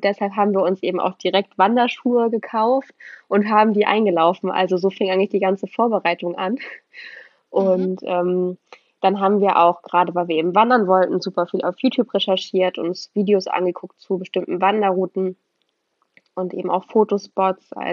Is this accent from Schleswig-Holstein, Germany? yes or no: yes; Kiel, Schleswig-Holstein, Germany; wir kommen aus Kiel und wir haben hier keine Berge. Wir sind weit entfernt davon, Berge zu haben.